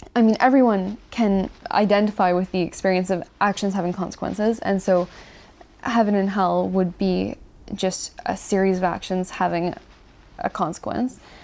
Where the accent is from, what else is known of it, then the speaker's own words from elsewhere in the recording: Ontario, Canada; I am from Ontario, and I was raised in a family